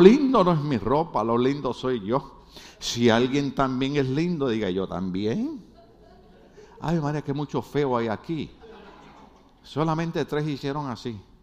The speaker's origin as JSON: {"language": "Spanish", "country": "Puerto Rico", "moved": "yes", "lives_now": "United States", "said": "nosotros los puertorriqueños somos gente buena"}